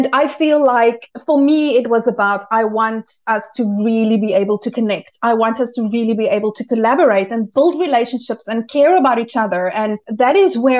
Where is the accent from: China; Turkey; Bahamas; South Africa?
South Africa; moved away as an adult; also born or lived in United Kingdom / Malta; now in Germany; we moved from South Africa, where I am originally from, and we moved to Europe